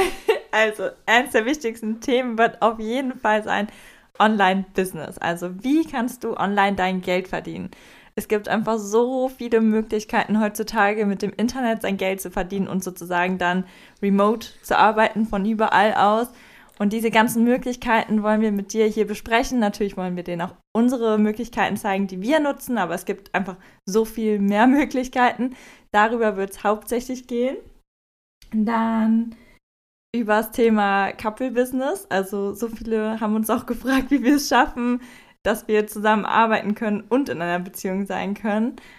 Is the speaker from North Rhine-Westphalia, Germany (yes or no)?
yes; Wermelskirchen, North Rhine-Westphalia, Germany; moved away; ich komme ursprünglich aus Wermelskirchen, das ist ein kleines Kaff in der Nähe, also eine halbe Stunde entfernt von Köln.